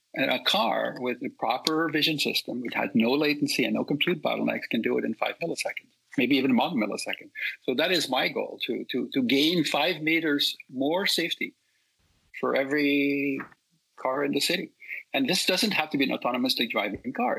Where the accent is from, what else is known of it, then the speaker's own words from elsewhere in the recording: Netherlands; now in California, United States; I grew up in Holland